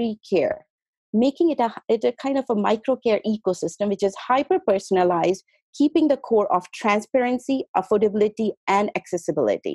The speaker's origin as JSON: {"language": "English", "country": "India", "tie": "born or raised there", "also_born_or_lived": "St. Petersburg, Russia", "moved": "as an adult", "lives_now": "Los Angeles, United States", "said": "I was born in India, and I went to Russia, St. Petersburg, for my medical school. There I did my medicine and went back to India to practice as a physician"}